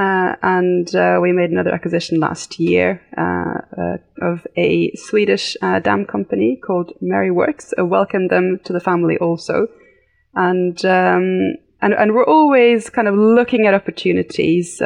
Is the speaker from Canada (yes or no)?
no; United Kingdom; now in Norway; I am actually fully 100% Norwegian, but I did grow up in the UK. So that's where my accent comes from.